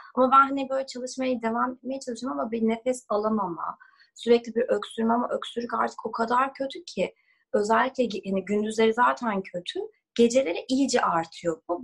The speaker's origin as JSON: {"language": "Turkish", "country": "Turkey", "also_born_or_lived": "Los Angeles, United States", "moved": "as an adult"}